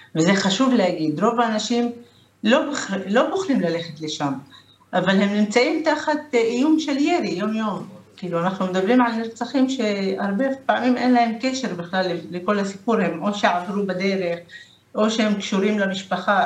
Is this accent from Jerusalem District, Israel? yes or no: no; Lod, Central District, Israel; אני מלוד